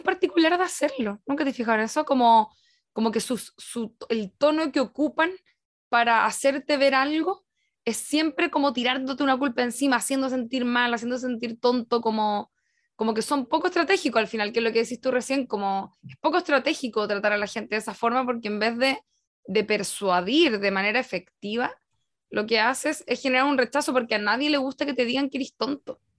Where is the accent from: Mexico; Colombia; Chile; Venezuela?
Chile; estamos haciendo una lectura como desde Chile